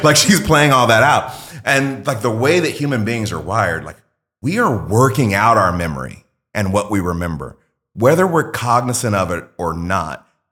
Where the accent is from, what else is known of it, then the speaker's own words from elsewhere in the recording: Mississippi, United States; I grew up in Mississippi, like, very poor when my parents were young